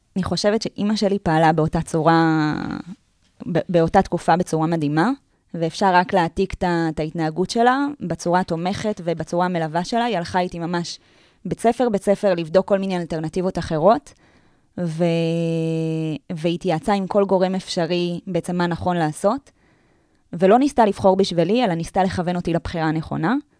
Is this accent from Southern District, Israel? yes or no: no; Tel Aviv, Tel Aviv District, Israel; אני גדלתי בתל אביב